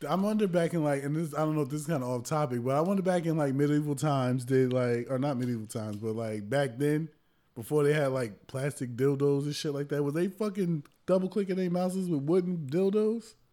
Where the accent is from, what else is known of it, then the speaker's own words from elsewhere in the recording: New Jersey, United States; I'm from Jersey